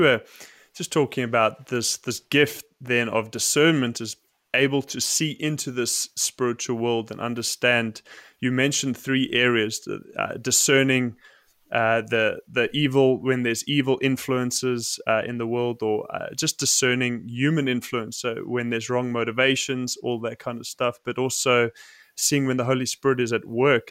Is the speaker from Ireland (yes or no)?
no; South Africa; I grew up in South Africa